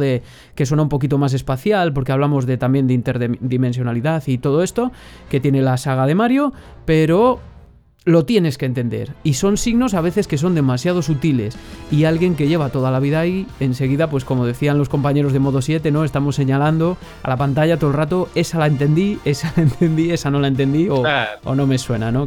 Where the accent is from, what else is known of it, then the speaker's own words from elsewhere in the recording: Valladolid, Castile and León, Spain; de Valladolid, justo de donde soy yo